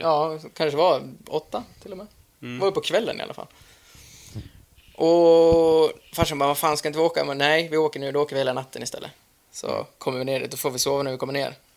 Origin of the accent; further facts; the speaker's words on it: Dalarna County, Sweden; hemma i Dalarna